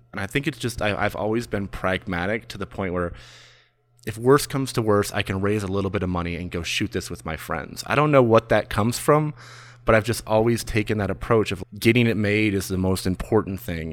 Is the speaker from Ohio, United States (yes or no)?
no; Michigan, United States; also born or lived in Mount Washington, Los Angeles; now in Los Angeles, United States; I'm from Michigan